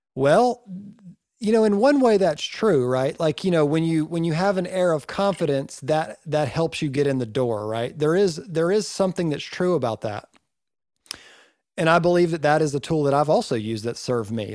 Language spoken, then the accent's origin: English; Northeast Georgia, United States; I'm from Northeast Georgia